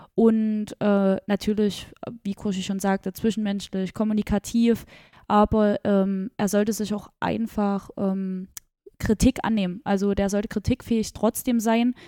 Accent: Gera, Thuringia, Germany; ich komme ja äh, gebürtig aus Gera

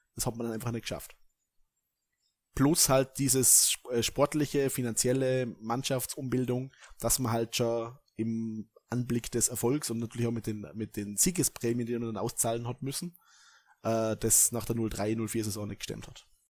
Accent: Vorarlberg, Austria; als Vorarlberger

